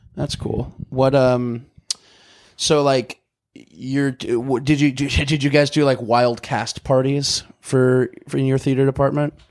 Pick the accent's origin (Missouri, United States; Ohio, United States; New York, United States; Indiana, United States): Missouri, United States; now in North Hollywood, United States; I'm from Missouri.